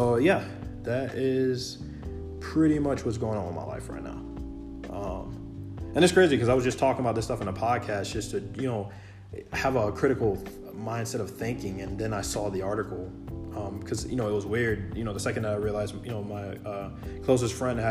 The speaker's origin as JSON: {"language": "English", "country": "United States"}